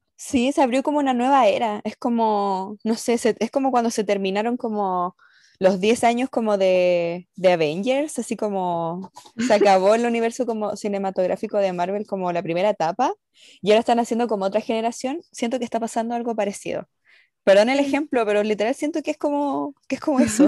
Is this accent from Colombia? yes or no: no; Chile